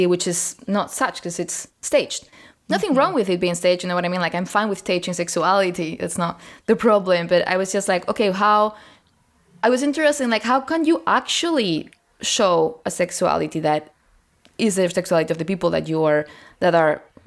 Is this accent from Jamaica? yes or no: no; Spain; I grew up in Spain, which is a very Catholic fascist country